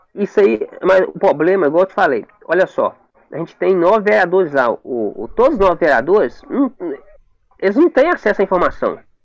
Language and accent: Portuguese; Brazil; Eu sou do Morro da Antena